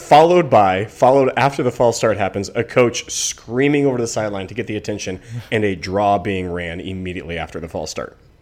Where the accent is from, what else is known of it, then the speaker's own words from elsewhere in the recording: United States; I grew up in America in which hate equals viewership